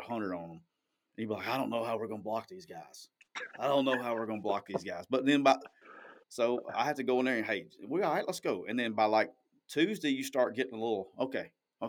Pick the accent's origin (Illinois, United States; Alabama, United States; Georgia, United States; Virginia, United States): Alabama, United States; moved away; I'm from Alabama